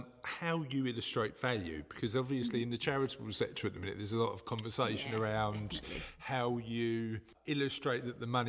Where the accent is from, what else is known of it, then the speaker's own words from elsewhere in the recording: London, United Kingdom; because I'm from the East End too, is that line between rich and poor.